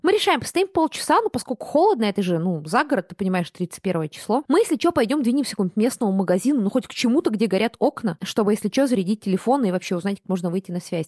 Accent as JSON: {"language": "Russian", "region": "Buryatia", "country": "Russia", "tie": "born or raised there", "said": "я выросла в Бурятии, я выросла в буддийской семье"}